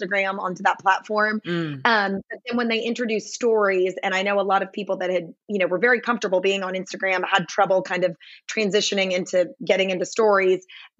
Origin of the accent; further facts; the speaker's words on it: Nashville, Tennessee, United States; moved away as an adult; also born or lived in Dallas, Texas / Fort Worth, Texas; I am born and raised in Nashville, Tennessee.